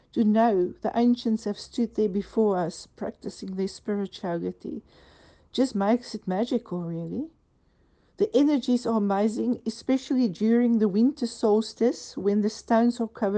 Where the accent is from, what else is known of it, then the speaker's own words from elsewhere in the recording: South Africa; moved away as an adult; now in Cornwall, United Kingdom; I was born and bred in South Africa